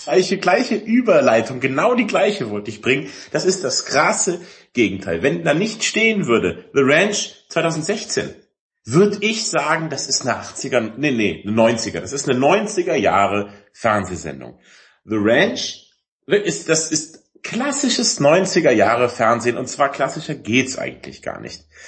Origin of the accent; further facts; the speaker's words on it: Allgäu, Bavaria, Germany; Ich bin ja im Allgäu groß geworden